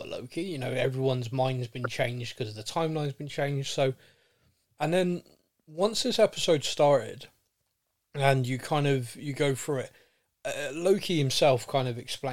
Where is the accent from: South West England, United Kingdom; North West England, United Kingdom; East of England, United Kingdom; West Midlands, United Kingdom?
South West England, United Kingdom; Bristol; I'm being from Bristol